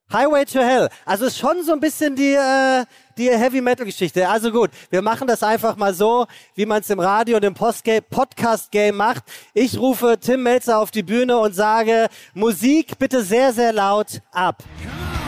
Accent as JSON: {"language": "German", "region": "Hesse", "country": "Germany", "said": "Ich bin Hesse"}